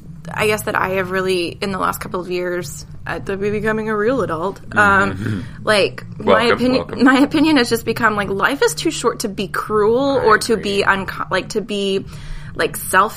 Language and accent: English; Midwest, United States; Like, growing up in the Midwest, like, everybody had about the same